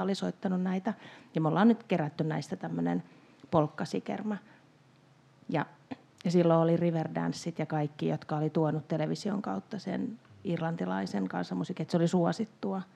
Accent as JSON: {"language": "Finnish", "town": "Pirkkala", "region": "Pirkanmaa", "country": "Finland", "tie": "born or raised there", "said": "tunsin olevani todella outo lintu Pirkkalassa, joka ainoana varmaan soitti kansanmusiikkia"}